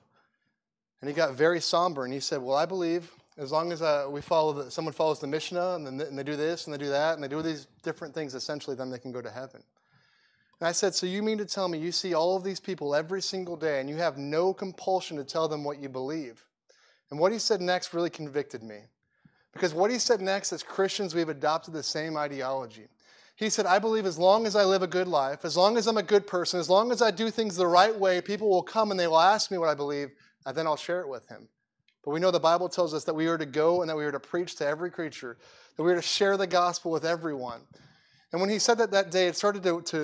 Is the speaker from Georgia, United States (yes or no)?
yes; Atlanta, Georgia, United States; also born or lived in New York City; I grew up in Atlanta, Georgia.